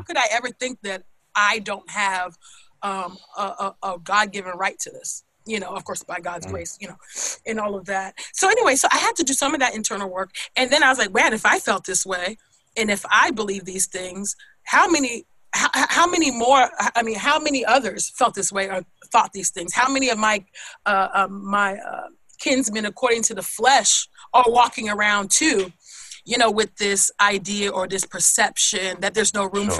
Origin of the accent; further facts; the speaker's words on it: California, United States; growing up in California